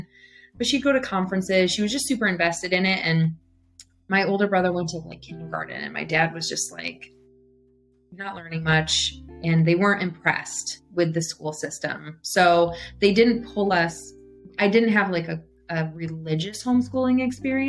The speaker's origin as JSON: {"language": "English", "town": "Beloit", "region": "Wisconsin", "country": "United States", "tie": "born or raised there", "said": "I grew up in Beloit, lived in essentially the same house"}